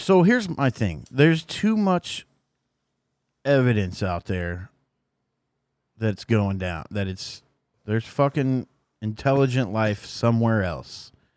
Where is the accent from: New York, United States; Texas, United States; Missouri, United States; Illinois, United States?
Missouri, United States; I'm from Missouri